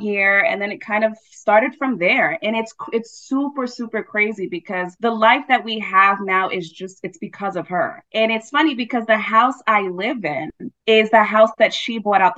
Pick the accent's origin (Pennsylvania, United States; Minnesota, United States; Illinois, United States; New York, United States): New York, United States; New York City; born and raised in Brooklyn, New York